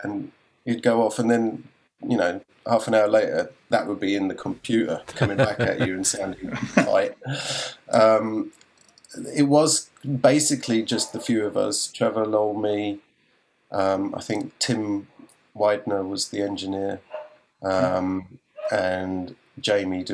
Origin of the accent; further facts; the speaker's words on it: Leatherhead, South East England, United Kingdom; moved away as an adult; also born or lived in Los Angeles, United States; I've been in Leatherhead. I grew up in Leatherhead. And then we had moved to LA.